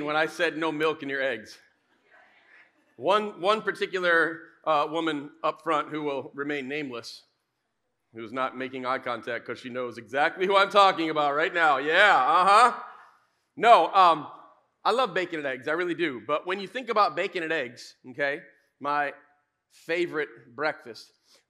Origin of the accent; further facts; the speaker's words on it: West Michigan, United States; we grew up in West Michigan, we kind of grew up around the church